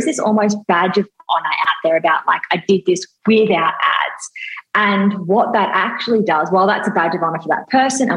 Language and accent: English; Australia; I'm Australian